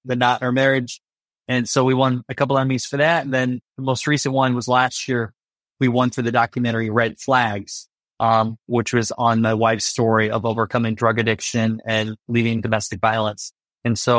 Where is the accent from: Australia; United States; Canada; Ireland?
United States; Iowa; I grew up in Iowa, so a small town, Iowa, 700 people